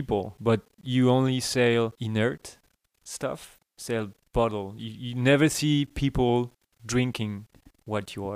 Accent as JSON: {"language": "English", "region": "Brittany", "country": "France", "tie": "born or raised there", "second_language": "English", "moved": "yes", "said": "I'm from Brittany"}